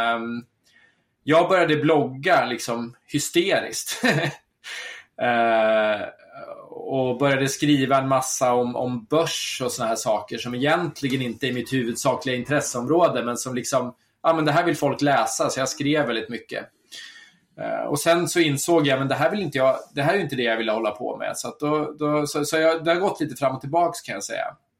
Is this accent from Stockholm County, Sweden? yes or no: yes; Södertälje, Stockholm County, Sweden; moved away; also born or lived in Guadalajara, Mexico; jag är född och uppvuxen i Södertälje